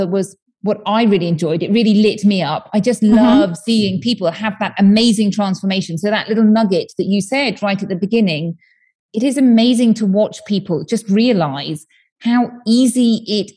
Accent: United Kingdom; moved away as an adult; now in Spain; I'm from the UK, as you may tell from my accent

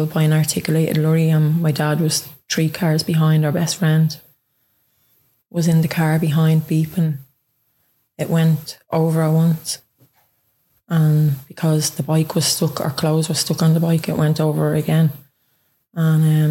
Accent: Dublin, Leinster, Ireland; now in Ballyfermot, Ireland; I'm originally from Ringsend and I live in Ballyfermot now, nearly the last 4 years.

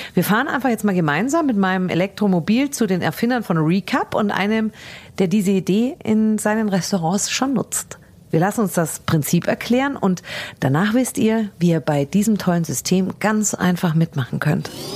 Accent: Germany; wir Deutsche

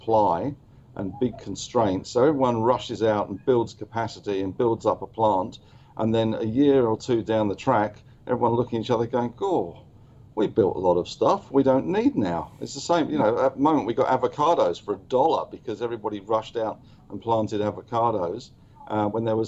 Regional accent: London, United Kingdom; now in New South Wales, Australia; I'm a POM. I'm a Londoner.

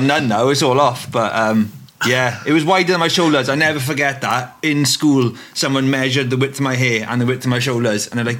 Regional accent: Wales, United Kingdom; I think it comes from being Welsh, because there were no Premiership teams growing up in Wales.

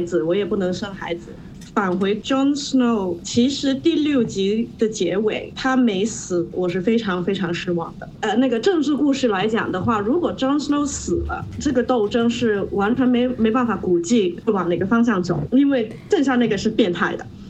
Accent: Hong Kong; moved away as an adult; now in Shanghai, China; 应该听得出来我是香港人吧。所以有的回到香港的时候，就是在剧场里面工作了一年

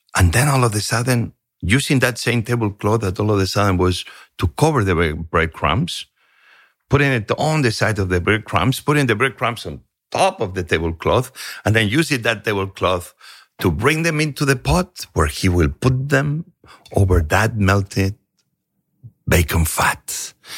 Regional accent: Barcelona, Catalonia, Spain; moved away; also born or lived in Asturias, Spain / Santa Coloma de Cervelló, Spain; The moment I began having memories was moving to Barcelona.

